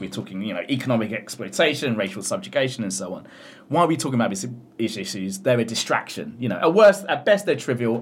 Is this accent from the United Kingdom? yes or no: yes; United Kingdom; as a British Asian or, you know, someone South Asian origin, born in Britain